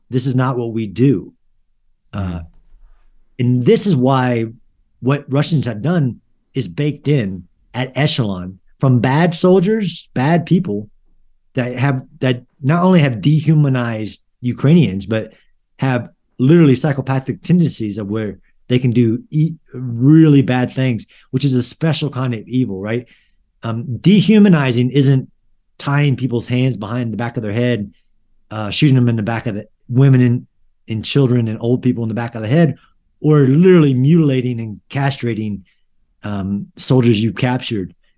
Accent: United States; I'm an American citizen

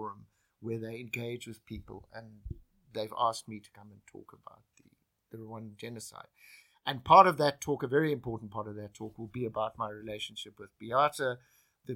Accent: South Africa; moved away as an adult; also born or lived in Japan / New York; In leaving South Africa, it defined me as a South African.

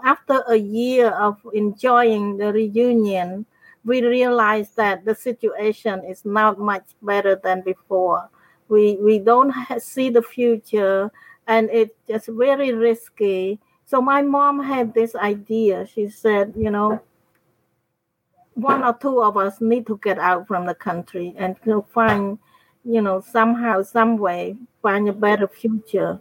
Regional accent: Cambodia; moved away; also born or lived in United States; My hometown is not too far distant from the Thai border

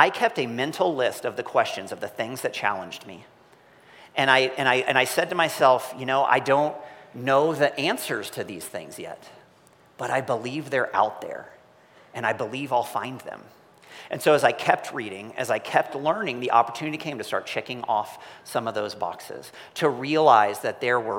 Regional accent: Missouri, United States; I'm from Missouri

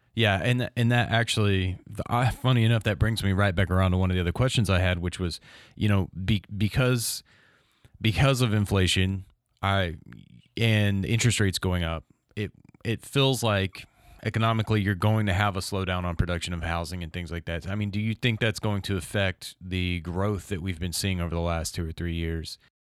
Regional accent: Crestview, Florida, United States; I'm from Crestview

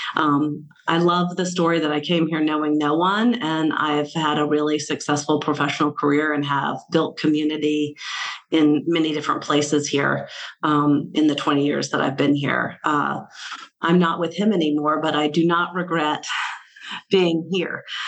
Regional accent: Selma, Alabama, United States; now in Baltimore, United States; So I am from Selma, Alabama, and uh, I grew up with my mom selling real estate, and I lived in old town Selma

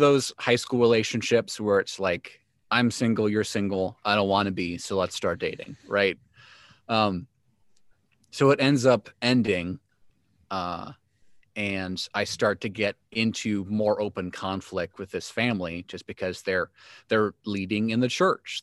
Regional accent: Joliet, Illinois, United States; I grew up in Joliet, Illinois, third child of professing Christians

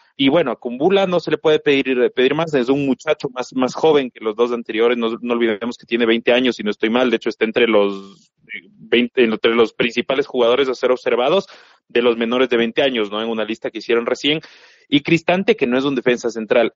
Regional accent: Ecuador; acá en Ecuador, en mi país

